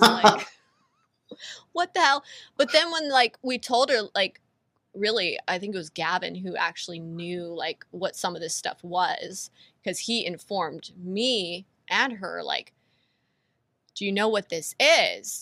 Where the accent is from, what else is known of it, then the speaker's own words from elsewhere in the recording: California, United States; I was born and raised in California